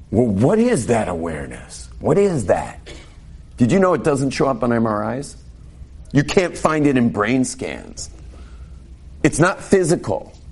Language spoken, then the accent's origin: English; California, United States; born there; may realize from my English that I wasn't raised exactly like you. Without going into detail, but I was born in California and I have a very different background.